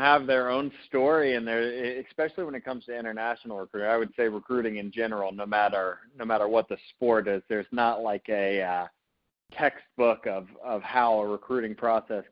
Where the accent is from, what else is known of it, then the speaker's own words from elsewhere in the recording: Georgia, United States; I'm an in-state guy. I grew up in Georgia.